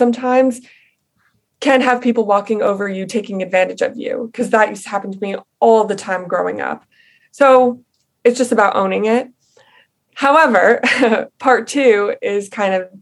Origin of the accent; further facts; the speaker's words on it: Long Island, New York, United States; now in Queens, United States; I grew up on Long Island.